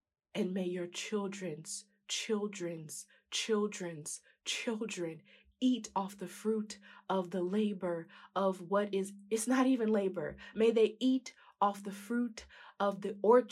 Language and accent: English; San Diego, California, United States; the church I grew up in San Diego, California